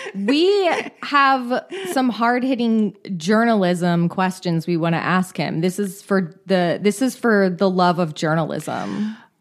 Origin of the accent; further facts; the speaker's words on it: Bay Area, California, United States; I grew up in the Bay Area